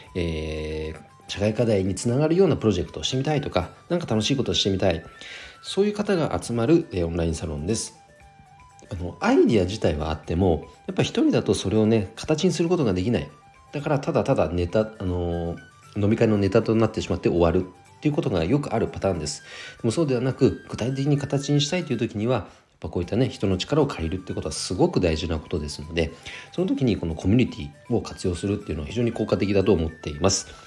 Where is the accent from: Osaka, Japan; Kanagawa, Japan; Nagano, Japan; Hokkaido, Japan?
Nagano, Japan; 地元長野県